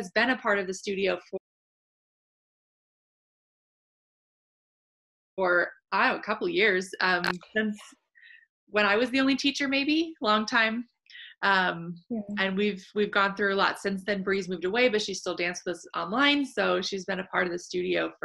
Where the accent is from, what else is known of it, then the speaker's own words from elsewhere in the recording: San Diego, California, United States; moved away as an adult; I grew up in San Diego and I had lived in San Diego my whole life